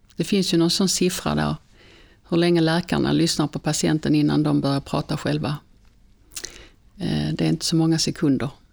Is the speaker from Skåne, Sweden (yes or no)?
yes; Svalöv, Skåne, Sweden; moved away; jag är ju född i Svalöv